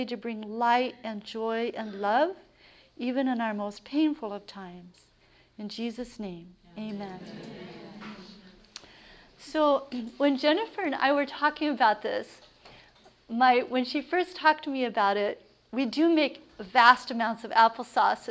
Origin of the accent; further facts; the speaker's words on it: Central California, United States; moved away as an adult; now in Maine, United States; I grew up on a farm. I grew up in Central California, and I was a total tomboy